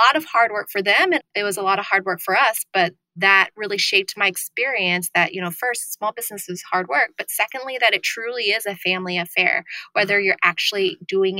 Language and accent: English; Broken Arrow, Oklahoma, United States; also born or lived in Vietnam / Thailand; So I grew up in Broken Arrow, Oklahoma, which is a suburb of Tulsa, Oklahoma